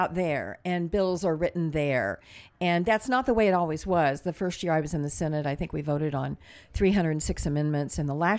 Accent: Midwest, United States; I mean, I was a moderate from the Midwest

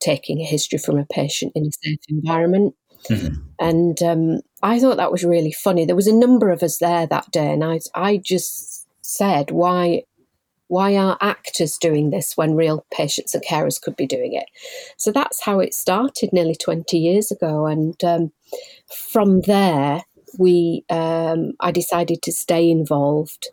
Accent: Leeds, Yorkshire and the Humber, United Kingdom; also born or lived in Bradford; I'm originally born and bred in Leeds

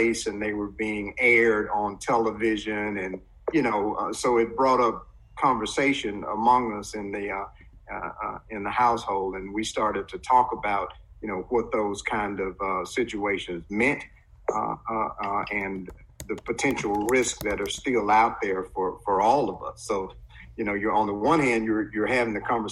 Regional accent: Cleveland, Mississippi, United States; growing up in Cleveland, Mississippi, in the early, you know, late 60s, early 70s

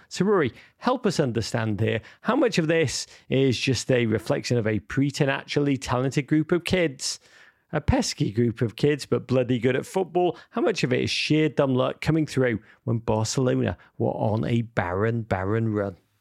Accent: Liverpool, North West England, United Kingdom; moved away; I actually spent the holiday back in Liverpool, my hometown

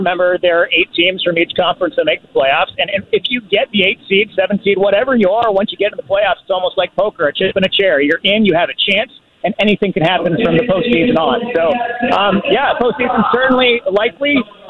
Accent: Los Angeles, California, United States; now in Seattle, United States; I grew up in Los Angeles

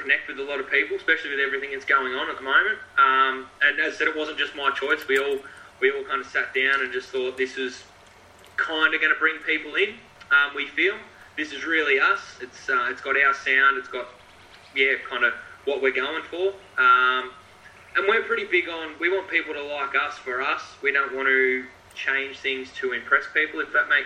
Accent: Shepparton, Victoria, Australia; I'm from Shepparton, so I'm around two hours north of Melbourne

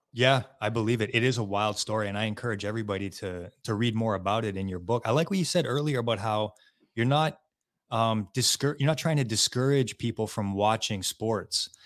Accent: just outside of Montreal, Quebec, Canada; we're from Quebec, Canada, right? Just outside of Montreal

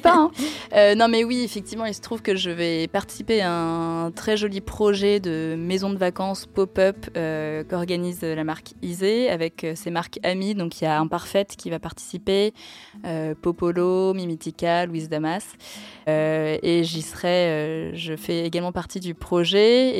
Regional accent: Tours, Centre-Val de Loire, France; à Tours, euh, là d'où je viens

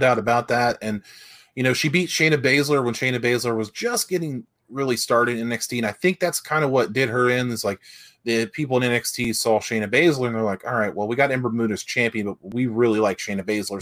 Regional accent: West Virginia, United States; I'm from West Virginia

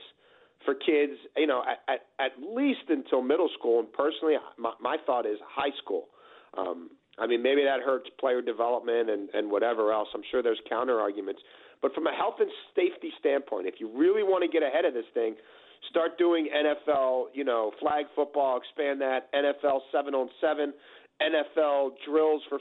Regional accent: Baltimore, Maryland, United States; Where I grew up in Baltimore City

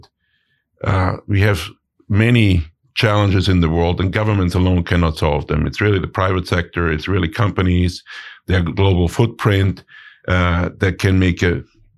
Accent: Innsbruck, Tyrol, Austria; moved away; So both my wife and I, we hail from Innsbruck in Austria. So we grew up in the middle of the Austrian Alps

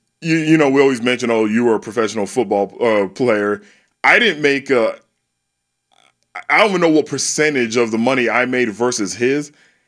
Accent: San Antonio, Texas, United States; now in Houston, United States; I grew up in San Antonio.

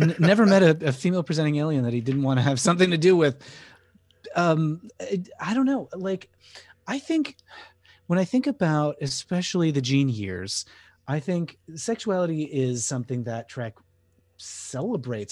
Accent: Connecticut, United States; I grew up in Connecticut

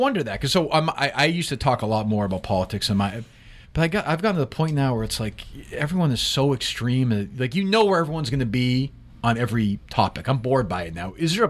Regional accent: Massachusetts, United States; I'm from Massachusetts, so in the Northeast

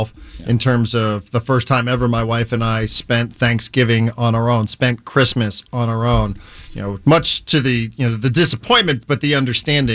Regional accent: New Rochelle, New York, United States; I worked at a grocery store where I grew up on the East Coast in New Rochelle, New York

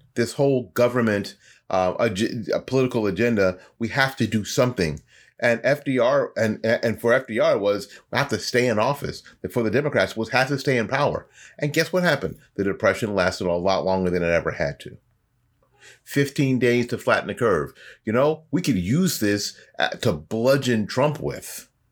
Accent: Florida, United States; accent: Florida; my Florida accent

